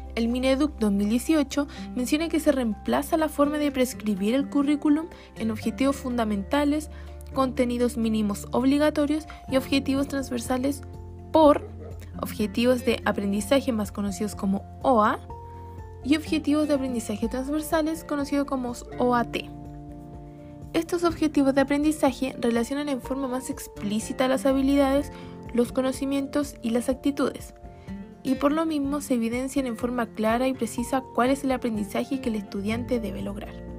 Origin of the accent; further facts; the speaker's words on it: Chile; nuestro país